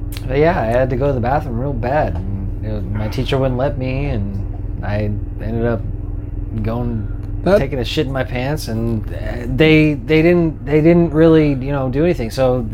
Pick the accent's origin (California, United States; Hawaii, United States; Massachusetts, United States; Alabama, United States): California, United States; Georgetown; also born or lived in Sacramento, California; the only reason why we moved back up to Georgetown